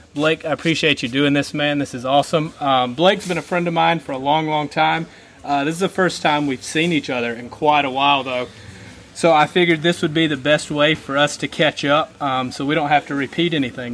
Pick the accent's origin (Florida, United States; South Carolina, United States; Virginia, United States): South Carolina, United States; Anderson; my hometown, Anderson, South Carolina